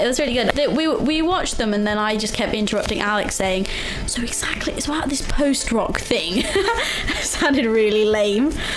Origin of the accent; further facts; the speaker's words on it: Leicester, East Midlands, United Kingdom; moved away as an adult; now in Sheffield, United Kingdom; my hometown